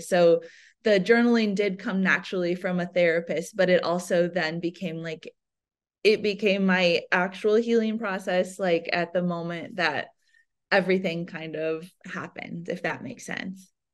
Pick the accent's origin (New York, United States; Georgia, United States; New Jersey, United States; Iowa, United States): Iowa, United States; I was born and raised in Iowa in the Midwest